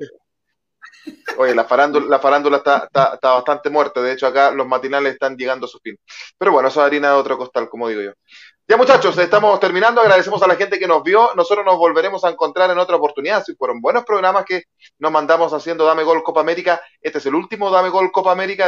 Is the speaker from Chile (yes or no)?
yes; Chile